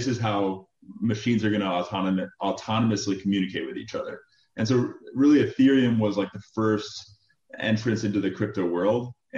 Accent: Chicago, Illinois, United States; also born or lived in Michigan; Originally from Chicago. I grew up in the city of Chicago. Went to University of Michigan. Midwest upbringing.

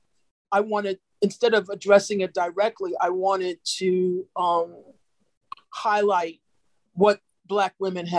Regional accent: New York, United States; I'm from New York

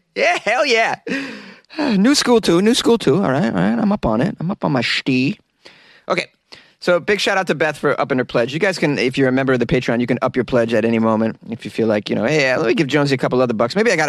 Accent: Florida, United States; No, man, I'm from Florida.

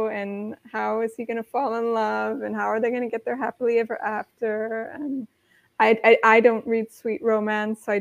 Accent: Midwest, United States; moved away as an adult; now in Europe; I grew up in the Midwest

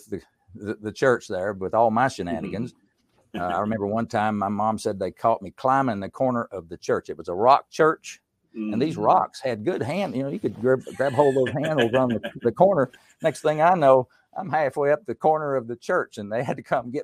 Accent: Erwin, Tennessee, United States; now in Winston-Salem, United States; in the mountains of East Tennessee, I grew up in Unicoi County. The whole county didn't have but like 13,000 people. And the town of Irwin, Tennessee

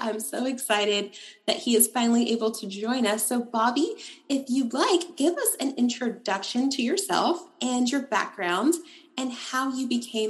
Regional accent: Gray, Tennessee, United States; I grew up in Gray, Tennessee

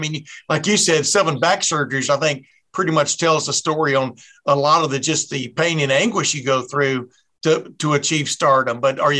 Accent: Texas, United States; I was growing up in Texas

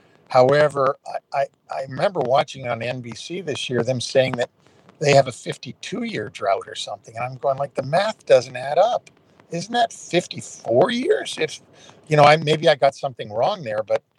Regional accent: Toronto, Ontario, Canada; That's my hometown is Toronto.

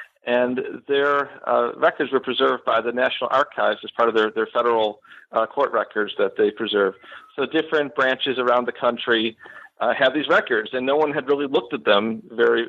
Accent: Buffalo, New York, United States; moved away as an adult; now in Florida, United States; So I am originally from Western New York. I grew up in the Buffalo area, and I moved down to Florida in 2010 after finishing my PhD at the University of Buffalo

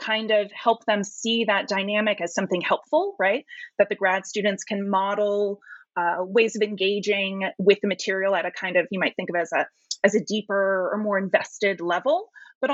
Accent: San Francisco, California, United States; I'm from San Francisco

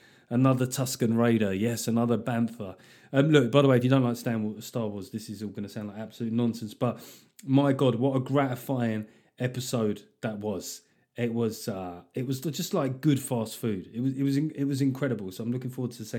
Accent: London, United Kingdom; growing up in South London with fucking batshit crazy parents

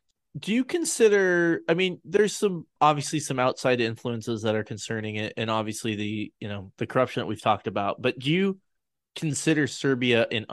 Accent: United States; as an American

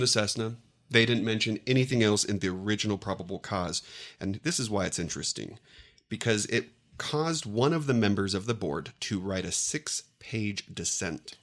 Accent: San Diego, California, United States; I grew up in San Diego, actually in the neighborhood of neighborhoods where these crashes happened

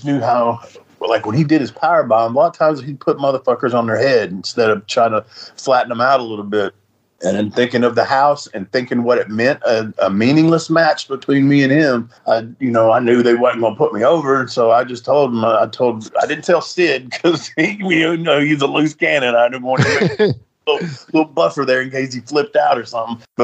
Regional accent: Nashville, Tennessee, United States; I was from Nashville, and I really liked working in the fairgrounds

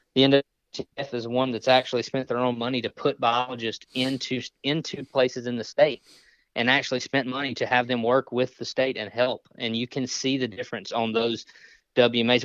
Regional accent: Mississippi, United States; I grew up in Mississippi

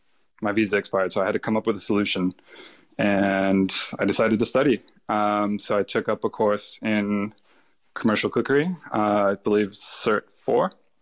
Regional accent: Los Angeles, California, United States; now in Australia; Yeah, so I grew up in Los Angeles, California. I was raised by my mom, who's from Mexico. She immigrated there in her early 20s, and we spent all of our time in LA. I moved to Australia on a massive whim.

